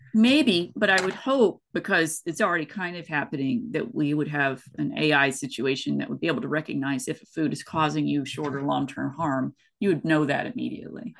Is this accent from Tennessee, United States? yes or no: yes; East Tennessee, United States; moved away as an adult; also born or lived in West Coast US; I grew up in East Tennessee, and I've had biscuits and gravy my entire life.